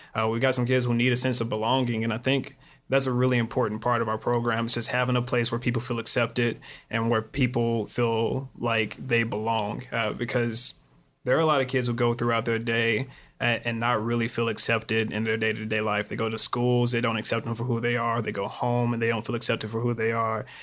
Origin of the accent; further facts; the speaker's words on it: Lexington, Kentucky, United States; moved away as an adult; also born or lived in Phoenix, Arizona / Glendale, Arizona; now in Chicago, United States; I'm actually from Lexington, Kentucky